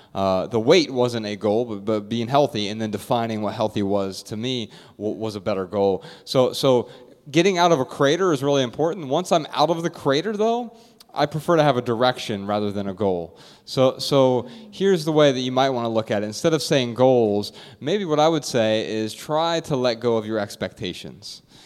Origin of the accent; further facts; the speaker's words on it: Dayton, Ohio, United States; moved away; I'm from Dayton, Ohio